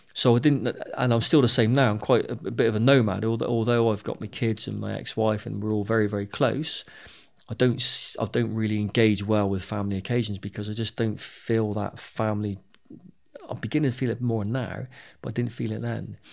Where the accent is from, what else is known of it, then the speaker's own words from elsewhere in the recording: Bristol, South West England, United Kingdom; I grew up in Bristol